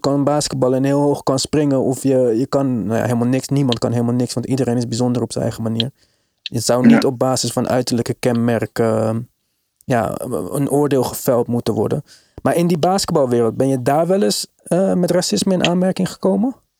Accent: Netherlands; En ik ben opgegroeid in Nederland, ik ben geboren in Nederland.

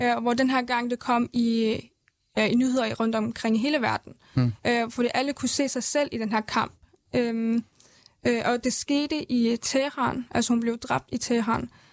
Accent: Erbil, Kurdistan Region, Iraq; now in Denmark; Jeg er født i Erbil, Havlet, i øh, Irak-Kurdistan

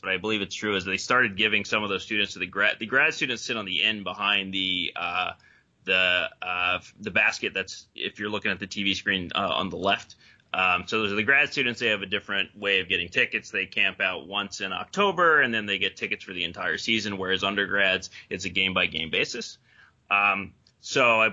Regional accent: North Carolina, United States; I'm from North Carolina

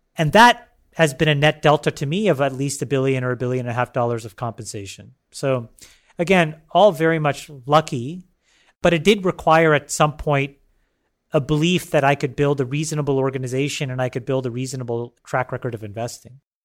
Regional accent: Canada; born or raised there; also born or lived in Sri Lanka

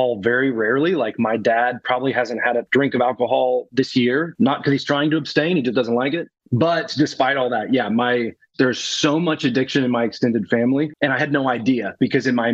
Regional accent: Lexington, Kentucky, United States; I'm born and raised in Lexington, Kentucky. It's where I am right now.

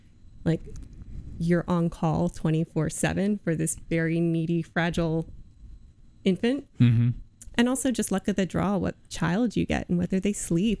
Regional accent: Virginia, United States; moved away as an adult; now in Iowa, United States; I grew up in Virginia.

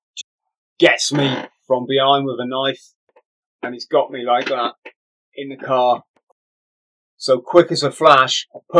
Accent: England, United Kingdom; I'm an English tourist.

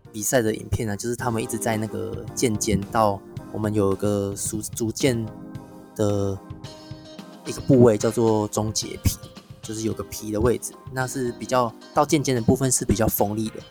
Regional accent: Taiwan; 我们台湾人心中都会觉得日本剑道才是比较正宗

